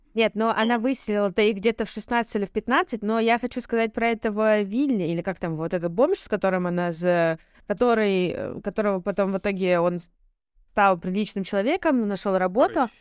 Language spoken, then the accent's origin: Russian; Russia; я родилась и выросла в России